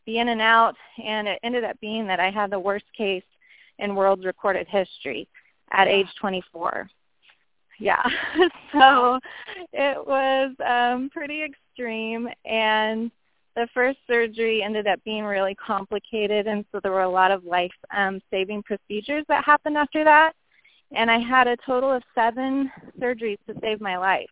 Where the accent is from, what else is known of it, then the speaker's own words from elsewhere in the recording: Loomis, California, United States; also born or lived in Roseville, California; I was born in Roseville. I grew up in the area of Loomis, Penryn